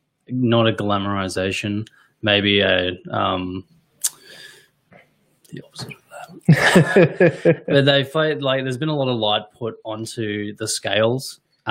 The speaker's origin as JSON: {"language": "English", "country": "Australia", "said": "we're Australian."}